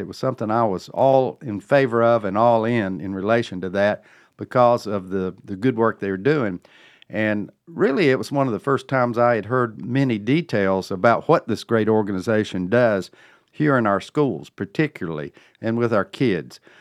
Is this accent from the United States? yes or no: yes; Cornelius, North Carolina, United States; my town, uh, which is Cornelius, my hometown